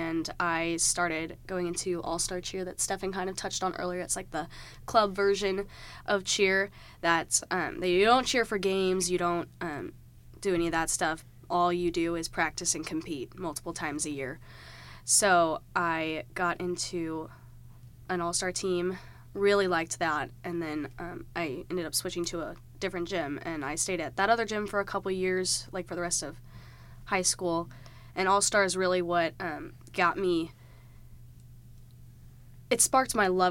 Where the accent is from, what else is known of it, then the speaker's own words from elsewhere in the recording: Wentzville, Missouri, United States; I'm from Wentzville, Missouri, so it's just about 30 minutes from here